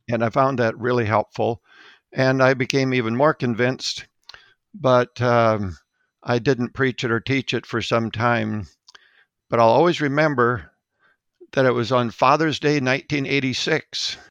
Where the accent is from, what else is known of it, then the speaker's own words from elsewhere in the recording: Mount Vernon, South Dakota, United States; Mount Vernon, South Dakota was my hometown